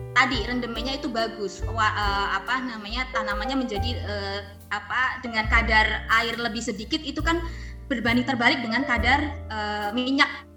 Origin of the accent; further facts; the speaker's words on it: Brebes, Central Java, Indonesia; saya juga orang Brebes, jadi saya paham budaya Brebes